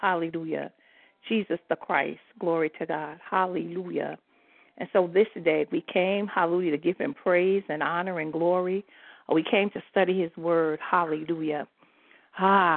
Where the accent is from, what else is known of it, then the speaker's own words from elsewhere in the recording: New York City, New York, United States; moved away as an adult; also born or lived in New Jersey; I'm from New York City